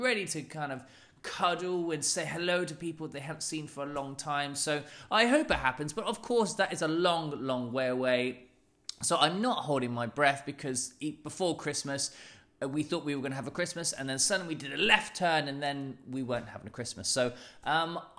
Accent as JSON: {"language": "English", "region": "London", "country": "United Kingdom", "said": "I'm from London"}